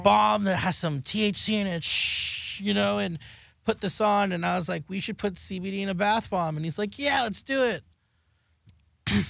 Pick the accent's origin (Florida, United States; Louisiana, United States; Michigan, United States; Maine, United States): Florida, United States; South; now in Los Angeles, United States; I am from South Florida. I live in L A now